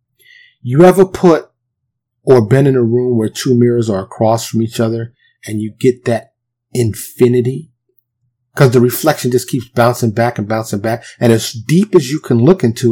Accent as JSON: {"language": "English", "town": "New York City", "region": "New York", "country": "United States", "tie": "born or raised there", "moved": "as an adult", "lives_now": "Dallas, United States", "said": "born and raised in New York City, but I currently live in a suburb of Dallas"}